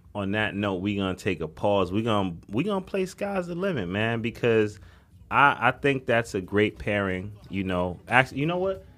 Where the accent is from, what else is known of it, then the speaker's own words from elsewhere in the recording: New York City, New York, United States; also born or lived in Brooklyn; I'm from the Bronx, but I live in Brooklyn